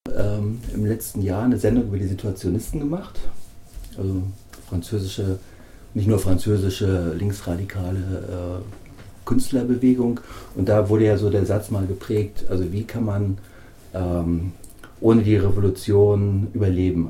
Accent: Northern Germany, Germany; also born or lived in Göttingen; bin ich als Norddeutscher

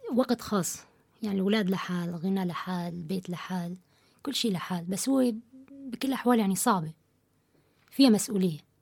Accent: Syria; moved away as an adult; now in Kassel, Germany; من سوريا كرديه الاصل آه، صار لي اربع سنين هون بكاسل

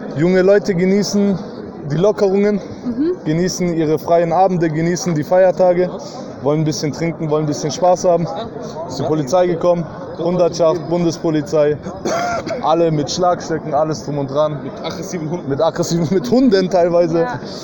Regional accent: Stuttgart, Baden-Württemberg, Germany; ich komme aus Stuttgart

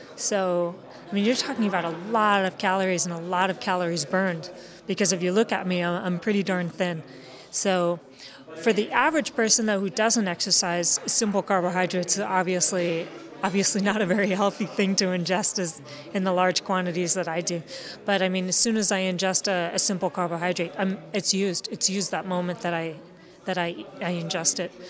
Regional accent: United States; I'm American

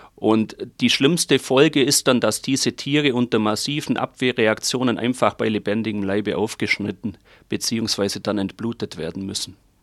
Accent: Germany; bei uns in Deutschland

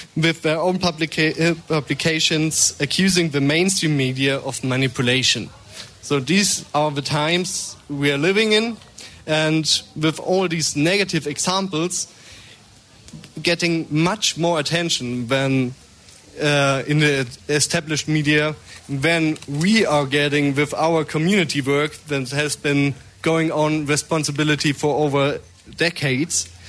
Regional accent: Munich, Bavaria, Germany; I'm here for from Munich, not from the Donau. So the Isar is my uh, river

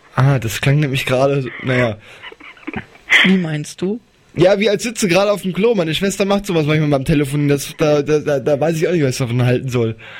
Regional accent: Wetzlar, Hesse, Germany; also born or lived in Arzbach; Wetzlar ist meine Heimatstadt

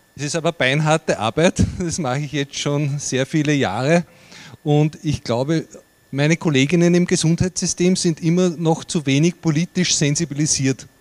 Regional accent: Upper Austria, Austria; bei uns in Oberösterreich

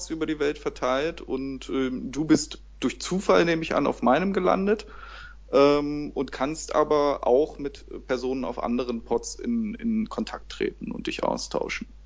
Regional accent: Berlin, Germany; bin aus Berlin in Deutschland

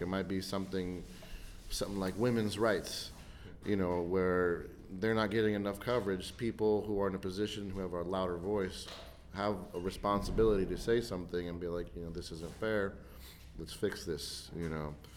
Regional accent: United States; I'm very very proud to be an American. I'm proud and I'm fortunate that I live in such a great country

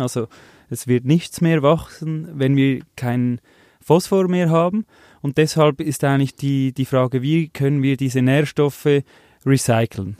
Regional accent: Switzerland; wir als Schweizer

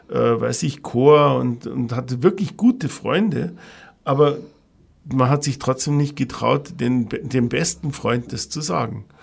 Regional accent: Ingolstadt, Bavaria, Germany; Ja, ich bin in Ingolstadt aufgewachsen. Ich bin Jahrgang 57.

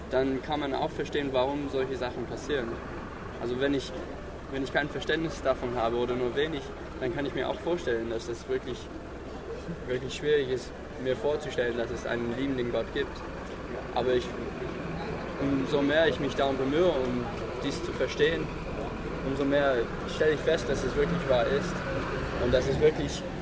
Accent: Florida, United States; Also, ich bin in Florida aufgewachsen und dort ist wirklich viel Feuchtigkeit in der Luft. Und ich bin einfach damit aufgewachsen

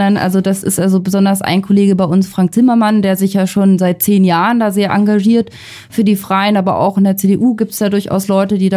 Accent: Northern Germany, Germany; ich komme ich komm, ich komm aus dem Norden, ja. Also da, ja. dagegen ist Berlin halt echt total luxuriös mit Radiosendern ausgestattet.

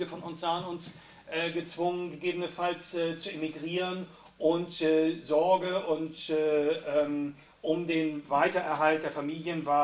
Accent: Nicaragua; Ich komme auch aus Nicaragua

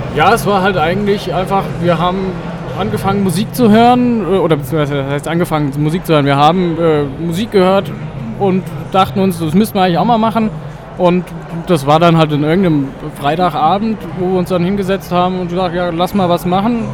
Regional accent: Wetzlar, Hesse, Germany; Wir kommen aus Wetzlar in Mittelhessen

